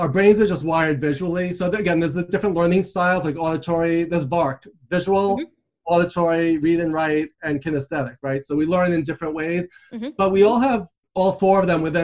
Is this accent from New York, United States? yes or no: yes; New York City, New York, United States; I grew up in Queens, New York. I'm coming to you from New York City.